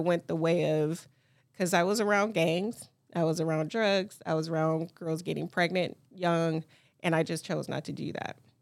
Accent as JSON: {"language": "English", "town": "Detroit", "region": "Michigan", "country": "United States", "tie": "born or raised there", "said": "I grew up in Detroit. I grew up seven mile south field area. I went to Detroit Public Schools."}